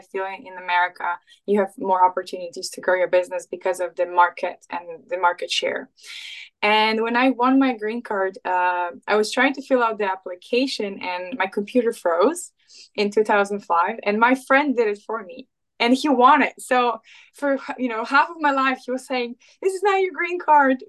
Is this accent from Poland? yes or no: yes; Poland; moved away as an adult; also born or lived in England; now in United States; I'm Polish. I was born and raised in Poland. I left my home country when I was like around 20